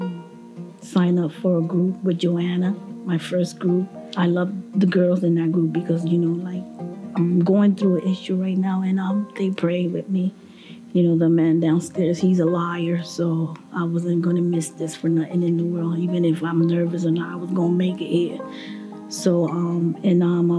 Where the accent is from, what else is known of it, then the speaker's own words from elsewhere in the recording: Puerto Rico; I'm from Puerto Rico